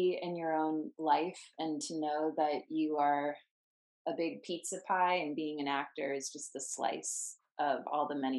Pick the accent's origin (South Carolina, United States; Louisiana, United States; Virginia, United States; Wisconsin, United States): Virginia, United States; And he was from Virginia. I'm from Virginia.